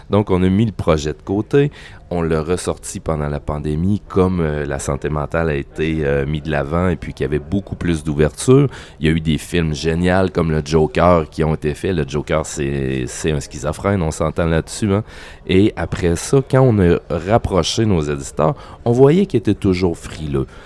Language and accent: French; Quebec, Canada; on n'est pas vraiment juste canadien, on est canadien francophone et québécois